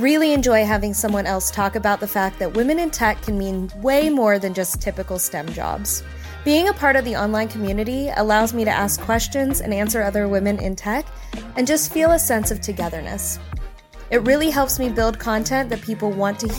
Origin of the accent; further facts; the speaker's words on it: Austin, Texas, United States; I am from Austin, Texas